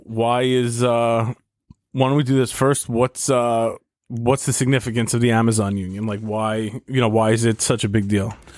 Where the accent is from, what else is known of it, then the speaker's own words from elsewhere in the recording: New York City, New York, United States; my hometown